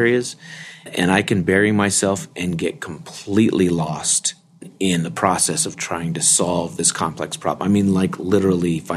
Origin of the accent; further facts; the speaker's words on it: New Mexico, United States; moved away as an adult; also born or lived in Texas / Utah; now in Provo, United States; I was raised in New Mexico, and my high school had only a handful of members of the church